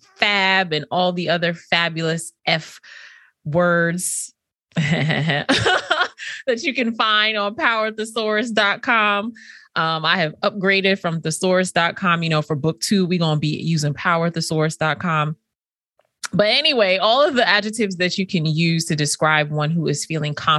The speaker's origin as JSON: {"language": "English", "region": "Northeast", "country": "United States", "tie": "born or raised there", "said": "my experience growing up in the Northeast as a first generation Caribbean American eldest daughter"}